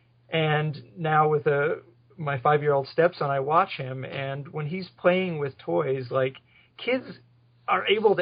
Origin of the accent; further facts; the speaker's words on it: West Milford, New Jersey, United States; now in Phoenix, United States; I grew up in West Milford, New Jersey